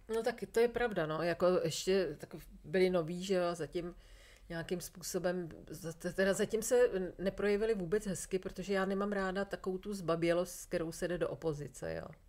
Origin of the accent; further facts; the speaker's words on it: Czechia; jsem úplně jako šťastná, že jsem Češka